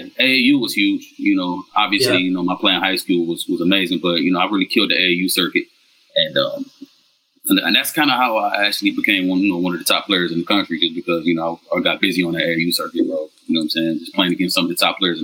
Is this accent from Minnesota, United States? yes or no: no; Detroit, Michigan, United States; moved away as an adult; now in Vietnam; I'm from Detroit, man. West Side, born and raised, man. Lived in Detroit, pretty much my whole life up until college in 2002.